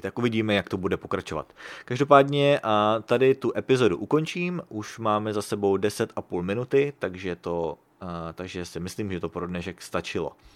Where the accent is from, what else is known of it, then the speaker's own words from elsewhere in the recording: Prague, Czechia; now in Sacramento, United States; Když jsem byl v Praze